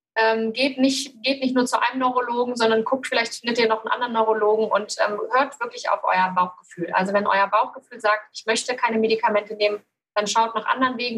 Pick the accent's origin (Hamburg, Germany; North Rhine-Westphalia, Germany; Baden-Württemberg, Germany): North Rhine-Westphalia, Germany; Cologne; ich komme aus Köln